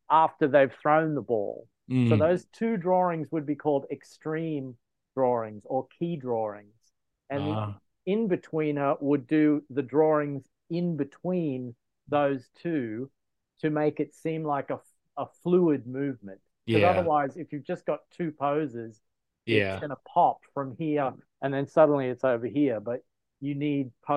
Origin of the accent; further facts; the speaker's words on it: Australia; moved away as an adult; now in United States; I'm originally from Australia